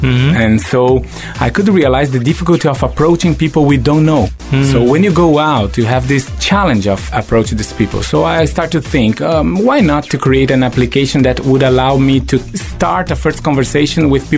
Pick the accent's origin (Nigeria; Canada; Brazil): Brazil; moved away as an adult; also born or lived in London, United Kingdom / Venice, Italy / Singapore; I was born in Brazil